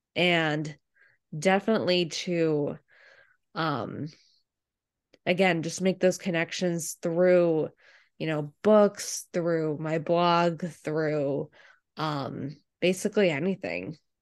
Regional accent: Medfield, Massachusetts, United States; I grew up in the m, really mean, ugly town of Medfield, Massachusetts

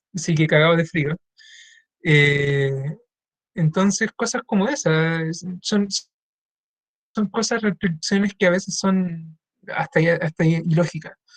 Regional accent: La Calera, Valparaíso, Chile; en Calera, que es en mi pueblo

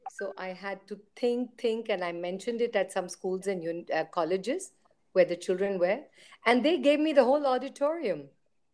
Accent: Hong Kong; also born or lived in Europe; I was born in, it's right next to Hong Kong. And then later in life, we moved to Europe. So I've grown up in British Hong Kong is British education.

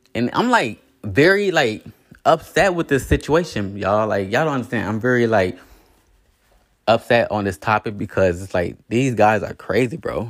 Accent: Indiana, United States; moved away as an adult; also born or lived in Las Vegas; I'm from Indiana

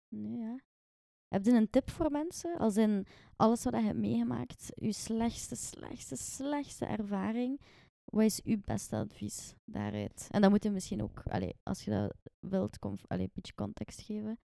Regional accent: Ghent, Flanders, Belgium; ik ben eigenlijk van Gent geboren en getogen

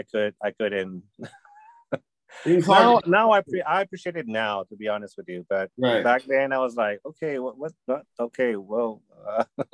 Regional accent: Peru; moved away as an adult; now in Los Angeles, United States; I grew up in Peru. I didn't grow up in the U.S.

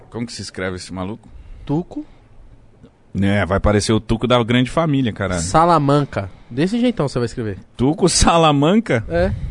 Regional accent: Belém, Pará, Brazil; Eu sou do Norte, né? Sou de Belém, então...

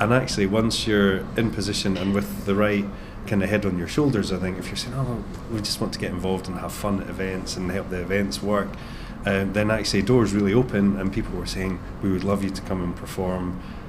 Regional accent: Scotland, United Kingdom; So we're clearly Scottish, but we don't tend to put too many vocals on there.

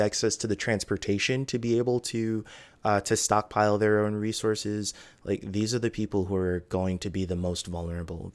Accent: United States; as an American

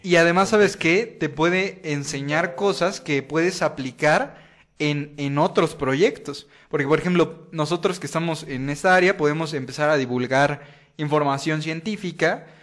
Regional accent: Veracruz, Mexico; me pueden decir Jarocho, pues soy del puerto de Veracruz

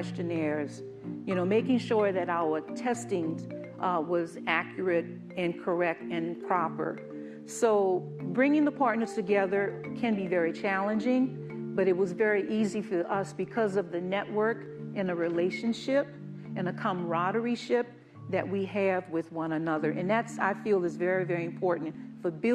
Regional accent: New Orleans, Louisiana, United States; moved away as an adult; I'm from New Orleans. I'm from that area originally. I was born and bred there, lived there as a young adult

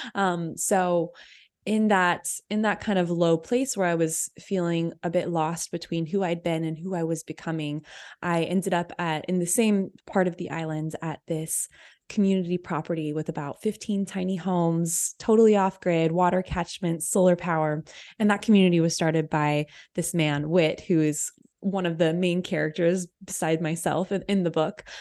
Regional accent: Austin, Texas, United States; I was born in Austin, where I live now

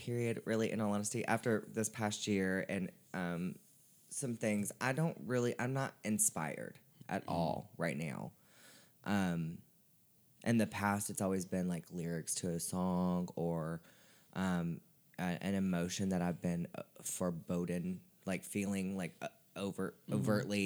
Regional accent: Nashville, Tennessee, United States; I'm born and raised in Nashville.

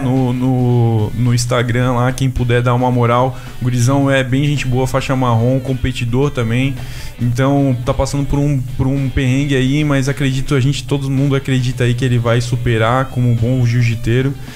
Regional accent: Blumenau, Santa Catarina, Brazil; sou da cidade de Blumenau também

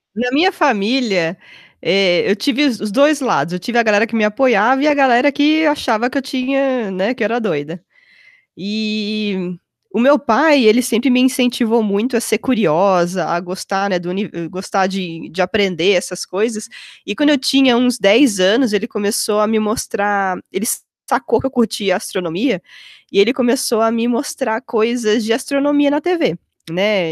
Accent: Mogi das Cruzes, São Paulo, Brazil; moved away as an adult; also born or lived in Campinas; now in Chicago area, United States; eu consegui uma bolsa numa escola lá em Mogi das Cruzes, onde eu cresci

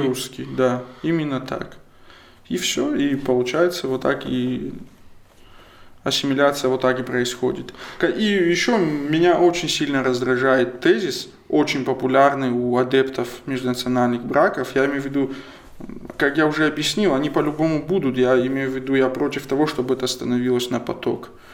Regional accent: Kabardino-Balkaria, Russia; Russian is a second language; я, допустим, кабардинец

